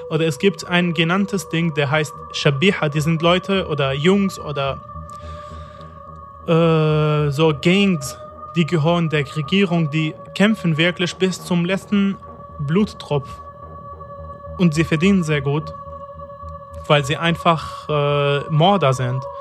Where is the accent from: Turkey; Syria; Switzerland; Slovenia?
Syria; Damascus, Damascus Governorate; moved away as an adult; now in Germany; Ich bin 27 Jahre alt, seit zwei Jahren in Deutschland. Ich bin in Damaskus geboren und aus Damaskus. Ich habe mein ganzes Leben in Damaskus.